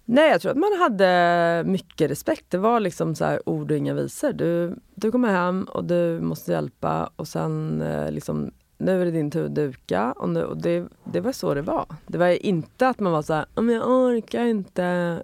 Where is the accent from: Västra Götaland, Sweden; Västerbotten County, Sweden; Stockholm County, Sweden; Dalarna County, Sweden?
Stockholm County, Sweden; Sollentuna; jag växte upp i Sollentuna